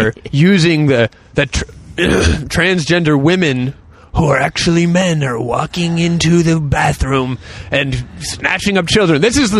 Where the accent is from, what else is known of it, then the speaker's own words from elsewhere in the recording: North Carolina, United States; I'm from North Carolina.